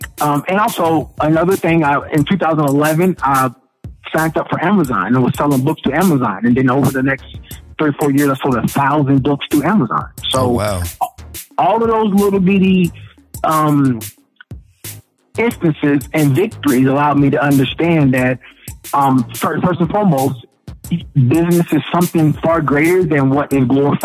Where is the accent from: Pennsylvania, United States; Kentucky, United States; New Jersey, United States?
Kentucky, United States; Louisville; I grew up in Louisville, and growing up in the projects